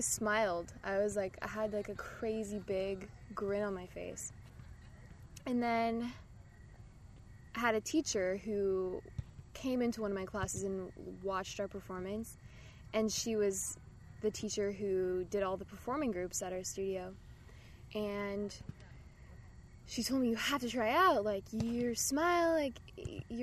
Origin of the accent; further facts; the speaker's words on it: Irvine, California, United States; growing up in Irvine